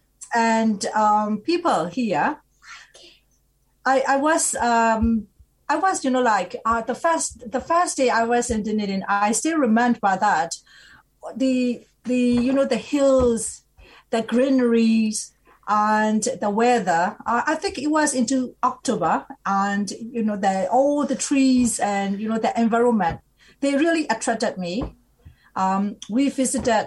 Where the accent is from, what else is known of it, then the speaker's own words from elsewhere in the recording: Myanmar; moved away as an adult; also born or lived in Singapore / Australia; now in New Zealand; I'm originally from Burma.